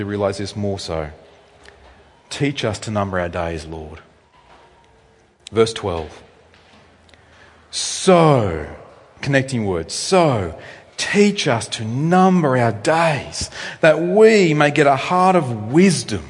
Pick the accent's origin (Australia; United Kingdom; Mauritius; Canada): Australia; I'm an Australian male